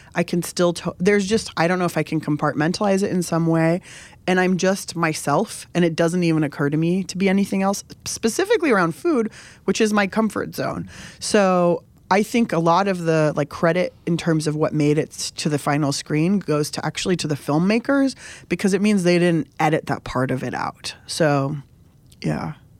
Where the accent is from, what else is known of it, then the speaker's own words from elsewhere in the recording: San Diego, California, United States; I grew up in San Diego, basically on the border with Mexico